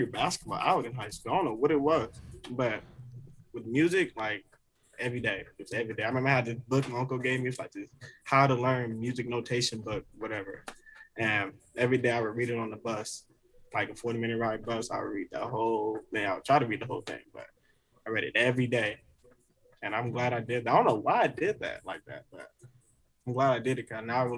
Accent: Oakland, California, United States; moved away; as a kid when I was growing up in Oakland, like I was living with my grandparents

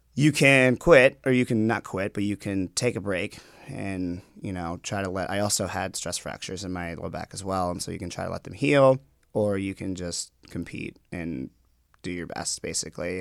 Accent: Minnetonka, Minnesota, United States; born or raised there; also born or lived in Guatemala

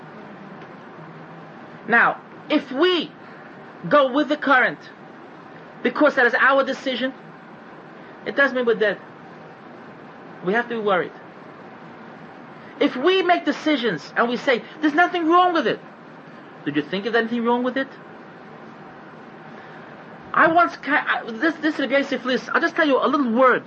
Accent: United States; I'm an American

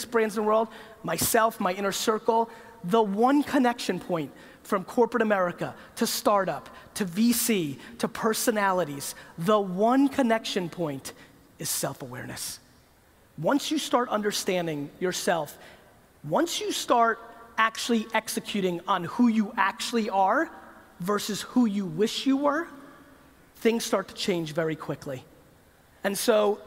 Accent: United States; When I grew up in the United States

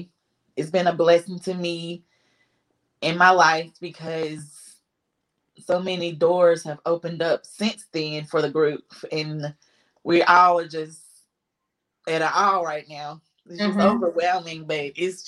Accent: Winston-Salem, North Carolina, United States; I'm from Winston-Salem, North Carolina, born and raised.

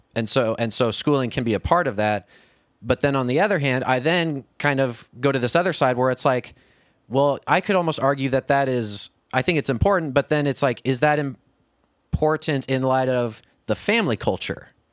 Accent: Kirksville, Missouri, United States; I went to college in my hometown

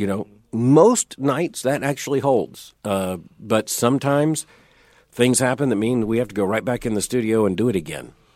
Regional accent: Florida, United States; I grew up in Florida where worms is what we had.

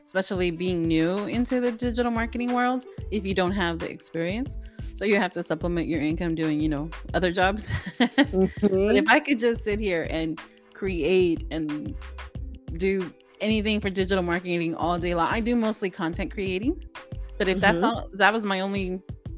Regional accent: Oakland, California, United States; also born or lived in El Salvador; I grew up in Oakland.

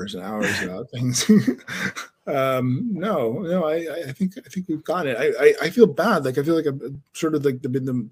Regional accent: Denver, Colorado, United States; moved away as an adult; also born or lived in Amsterdam, Netherlands / New York; now in Netherlands; I grew up in Denver, Colorado

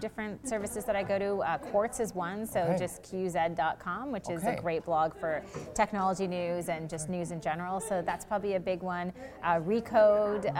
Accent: Charlottetown, Prince Edward Island, Canada; I am from Charlottetown, Prince Edward Island

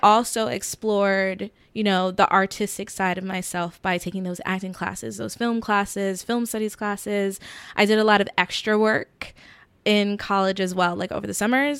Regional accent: Warner Robins, Georgia, United States; moved away as an adult; also born or lived in Queens, New York / Atlanta; now in New York, United States; I grew up in middle Georgia

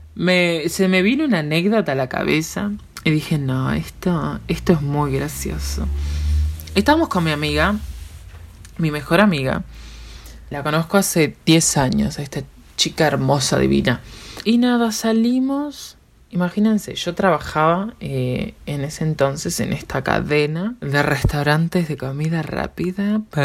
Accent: Uruguay

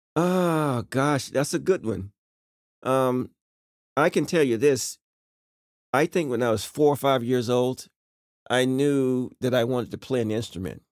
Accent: Rocky Mount, North Carolina, United States; moved away; I was born right in Rocky Mount, North Carolina

